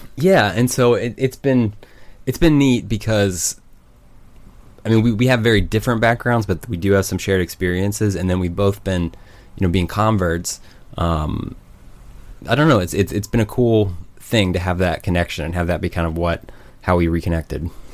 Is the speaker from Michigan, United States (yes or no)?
no; Broken Arrow, Oklahoma, United States; also born or lived in Norman, Oklahoma; I grew up in Tulsa, or just outside of Tulsa, oh, in Broken Arrow, and then went to Norman once I went to college.